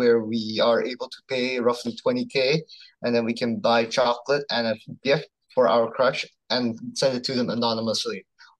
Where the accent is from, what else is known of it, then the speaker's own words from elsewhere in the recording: Jakarta, Indonesia; All right, so I'm from Kabundruk here in Jakarta